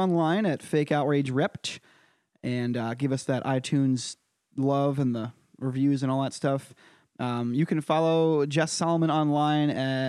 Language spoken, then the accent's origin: English; Connecticut, United States; That's my home state of Connecticut, by the way.